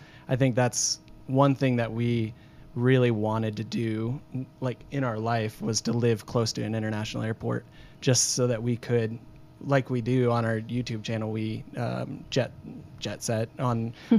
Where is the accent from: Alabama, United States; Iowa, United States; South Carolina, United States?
Iowa, United States; also born or lived in Sydney, Australia; now in Texas, United States; I'm from Iowa.